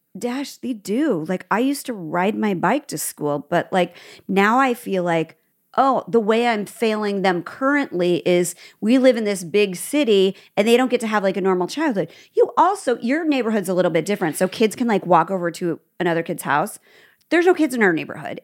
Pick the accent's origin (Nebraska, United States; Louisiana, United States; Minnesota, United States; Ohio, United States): Nebraska, United States; also born or lived in Midwest; now in California, United States; I'm from Nebraska